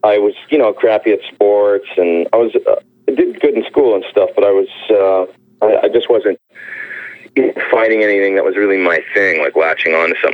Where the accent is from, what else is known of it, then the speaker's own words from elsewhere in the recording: Edmonton, Alberta, Canada; moved away as an adult; also born or lived in Los Angeles; Edmonton. Edmonton. So, um, yeah, Alberta. Yeah, so I was uh, I grew up there, you know, until I was uh, I guess nineteen, and that's when I came to LA and went to MI.